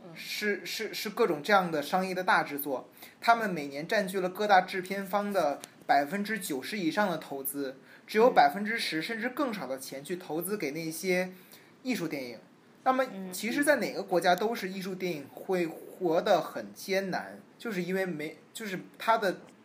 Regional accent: China; moved away as an adult; now in Los Angeles, United States; 我提到说我是中国人

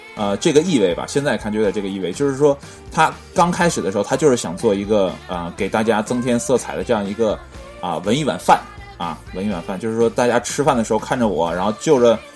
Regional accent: China; 我们中国人

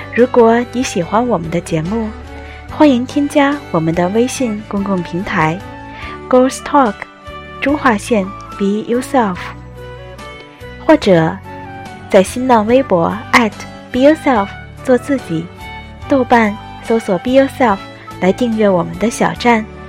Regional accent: Tianjin, China; moved away as an adult; also born or lived in Tokyo, Japan; now in Shizuoka, Japan; 我是一只出生于天津、长在海河边上的猫。 从小到大学都没有出过天津的我，如今在日本留学

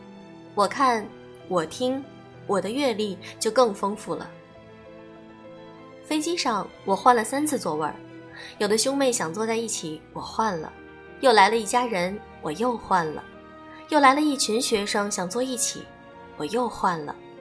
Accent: Ningbo, Zhejiang, China; 你不要怕，我也是宁波人，我也要去换机，你跟着我好了。

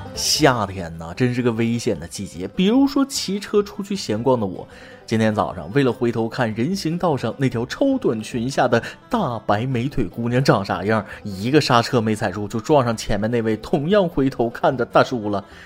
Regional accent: China; 我们中国人

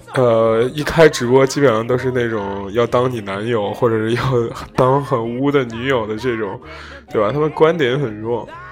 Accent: Zhengzhou, Henan, China; moved away; 就是来自我家乡城市

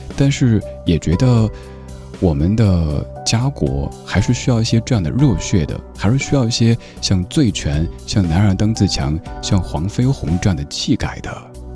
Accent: China; 让我们中国人以及全世界的人民都看到我们中国的文化以及我们中国人的人格所在。

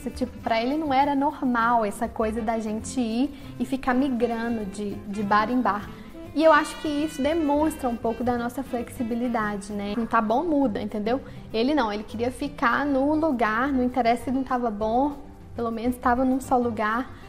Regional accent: Brazil; Para a gente é muito mais fácil falar que a gente é brasileiro e ser bem recebido ao redor do mundo.

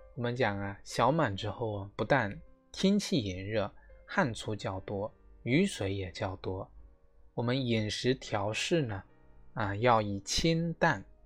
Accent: China; 苦菜呢是作为我们中国人最早的使用的野菜之一啊

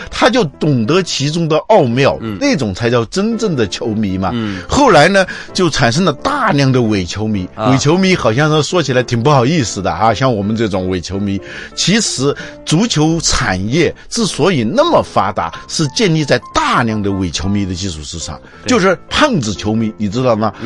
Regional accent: China; 我们中国人可能是很多人都是活着是为了干活

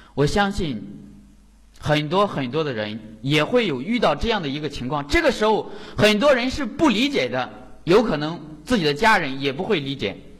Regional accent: Jinan, Shandong, China; 我是来自山东济南的

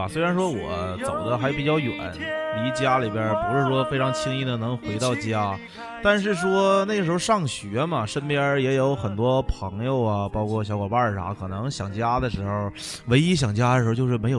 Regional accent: China; 就那时候中国的感觉就是。自己身为中国人的感觉真的出来了。

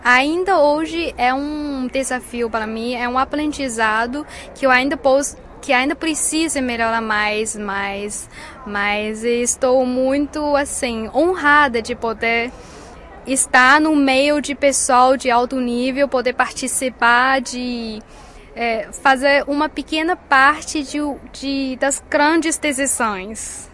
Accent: China; Portuguese is a second language; nosso país onde eu cresci e tenho muito carinho

